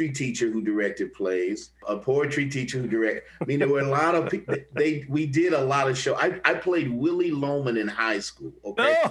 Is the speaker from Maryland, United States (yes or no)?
no; Kansas City, Kansas, United States; moved away as an adult; also born or lived in Jefferson City, Missouri / Buffalo / Chicago / St. Louis; I was born in Missouri, but I was raised in Kansas